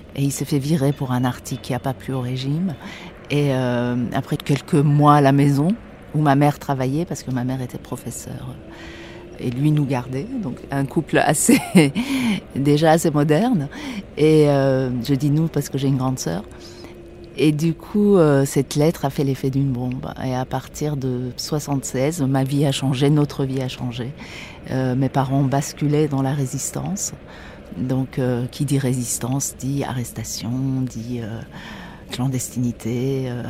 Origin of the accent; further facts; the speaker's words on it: Tehran, Tehran Province, Iran; first language Persian; French is a second language; now in Paris, France; j'ai grandi, je suis née à Téhéran, donc j'ai grandi, euh, dans une ville, euh, d'Orient